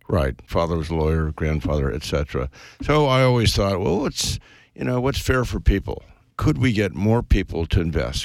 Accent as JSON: {"language": "English", "region": "West Coast", "country": "United States", "tie": "born or raised there", "said": "I was brought up on the West Coast, went to Stanford"}